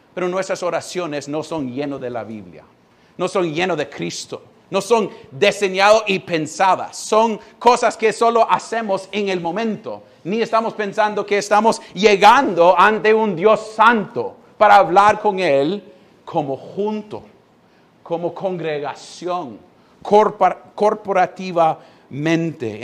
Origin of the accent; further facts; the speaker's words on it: United States; Spanish is a second language; now in Honduras; Yo siendo gringo